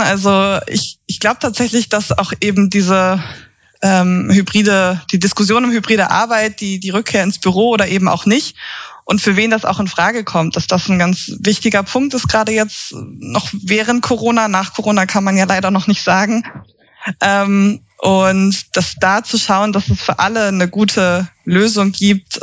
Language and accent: German; Schleswig-Holstein, Germany; also born or lived in Leipzig; now in Berlin, Germany; Ich komme ursprünglich aus Schleswig-Holstein.